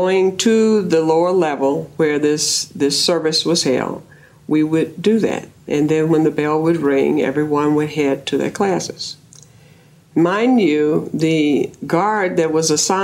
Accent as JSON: {"language": "English", "region": "the South", "country": "United States", "tie": "born or raised there", "said": "I grew up in the South"}